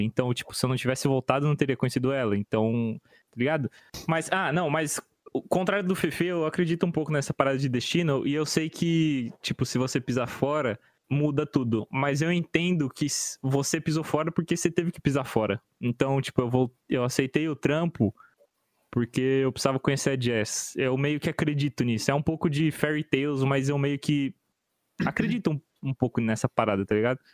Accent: São Paulo, Brazil; also born or lived in Curitiba; eles mudaram para São Paulo quando eu tinha quatro anos.

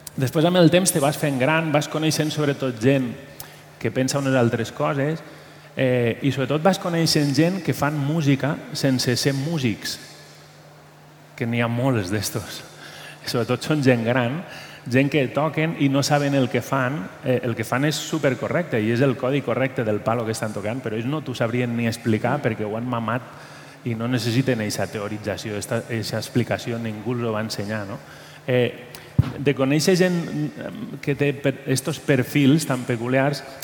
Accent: Valencian Community, Spain; now in Catalonia, Spain; soc del País Valencià

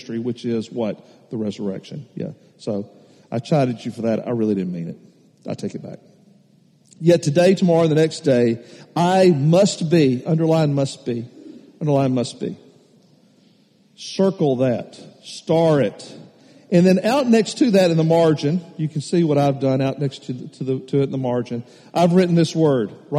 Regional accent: Nashville, Tennessee, United States; I grew up in Nashville. Nashville, Tennessee. I'm a city boy

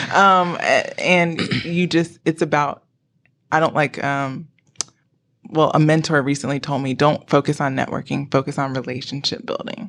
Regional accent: Greensboro, North Carolina, United States; now in Charlotte, United States; I am from Greensboro, North Carolina.

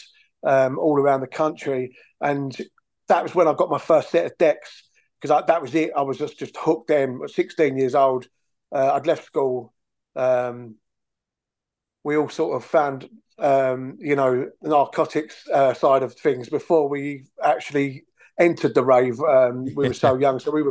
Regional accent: London, United Kingdom; also born or lived in Bromley; I grew up in Peckham

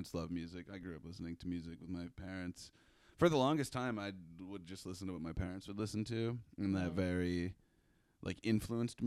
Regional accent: Grand Ledge, Michigan, United States; moved away as an adult; also born or lived in Spring Lake, Michigan; I was born in Grand Rapids, lived there for a spell, lived on the west side in Spring Lake, like right outside of Grand Haven for a minute. And then I grew up in a small town called Grand Ledge

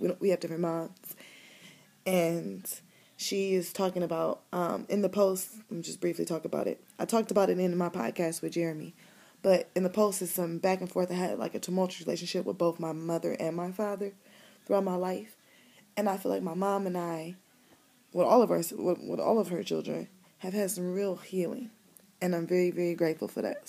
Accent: Cleveland, Ohio, United States; I'm from Cleveland, I'm from the city

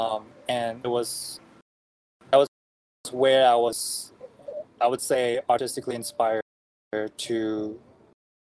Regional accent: Myanmar; moved away as an adult; now in United States; I am from Burma/Myanmar, which is a country in Southeast Asia, and that's basically where I'm born and raised until I moved to America for college

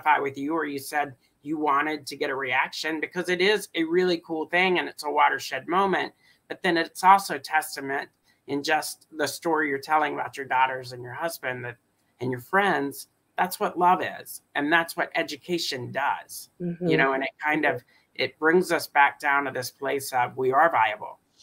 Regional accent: Alabama, United States; moved away; I'm from Alabama originally

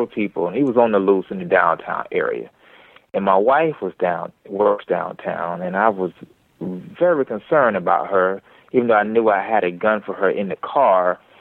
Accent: Georgia, United States; also born or lived in Midwest; I was born up in the Midwest, but I was raised in the South, Georgia

